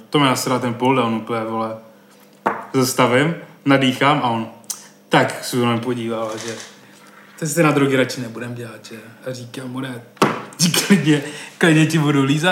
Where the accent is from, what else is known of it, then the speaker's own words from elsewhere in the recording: Brno, South Moravian Region, Czechia; podle přízvuku a toho, jak mluvím a že jsem z Brna